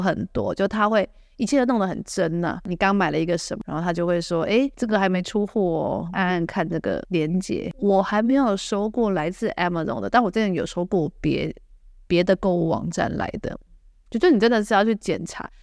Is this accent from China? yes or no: no; Taiwan; now in United States; 我台湾人在美国的社团